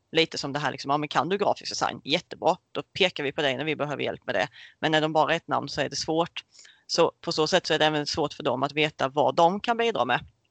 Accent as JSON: {"language": "Swedish", "town": "Karlshamn", "region": "Blekinge", "country": "Sweden", "said": "jag kommer från Karlshamn eh, som ligger i lilla Blekinge"}